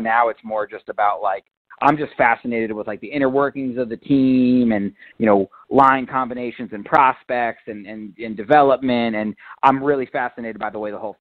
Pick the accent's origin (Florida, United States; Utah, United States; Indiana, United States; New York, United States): New York, United States; Westchester; I grew up in Westchester